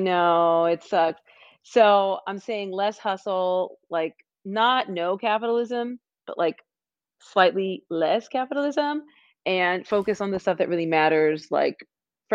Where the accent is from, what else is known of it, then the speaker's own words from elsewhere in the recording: Anaheim, California, United States; also born or lived in Los Angeles; I was born in Los Angeles. I grew up in Orange County